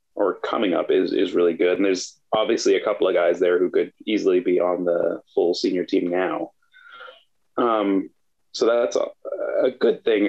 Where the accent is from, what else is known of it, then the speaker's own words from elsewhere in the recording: Canada; as a Canadian